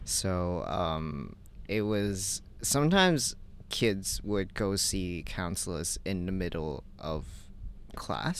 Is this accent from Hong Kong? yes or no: yes; Hong Kong; I grew up in Hong Kong